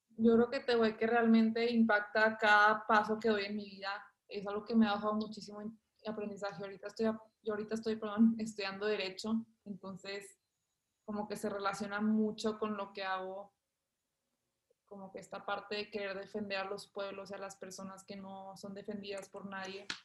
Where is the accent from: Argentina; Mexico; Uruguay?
Mexico; Monterrey, Nuevo León; yo ahorita tengo 19 años, nací en Monterrey.